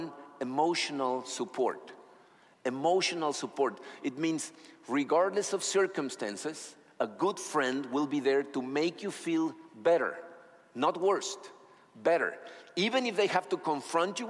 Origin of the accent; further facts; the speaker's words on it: Acapulco, Guerrero, Mexico; moved away; I was born in Acapulco, Mexico. We moved out of there, but then we came back, and I was very young.